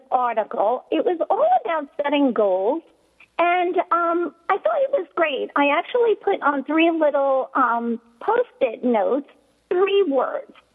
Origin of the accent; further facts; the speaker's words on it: New York City, New York, United States; a New Yorker who was living in Manhattan during 9 11